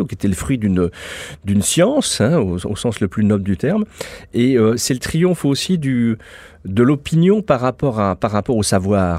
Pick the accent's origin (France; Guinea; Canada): France; je suis français, j'adore mon pays, je suis fier d'être français